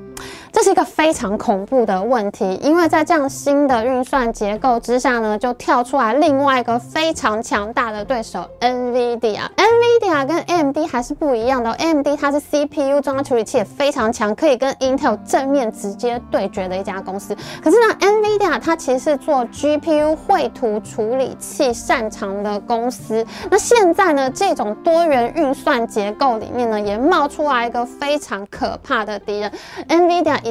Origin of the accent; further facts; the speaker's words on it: Taiwan; 所以呢，身为一个台湾人，我觉得现在真是一个非常好的这个时机